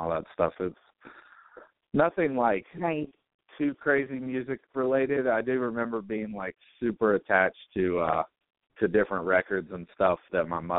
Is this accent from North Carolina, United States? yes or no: yes; Eden, North Carolina, United States; also born or lived in Martinsville, Virginia; I grew up in Eden, North Carolina, which is about 45 minutes north of Greensboro.